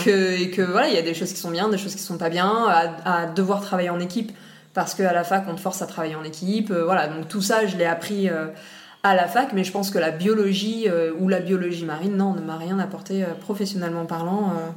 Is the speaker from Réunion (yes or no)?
yes; Réunion; also born or lived in Nice, France; quand j'avais 5 ans, ils ont décidé de faire le voyage et de venir à la base pour 5 ans s'installer et puis en fait ça fait 25 ans qu'on est là donc euh, voilà donc j'ai grandi ici jusqu'à mes 18 ans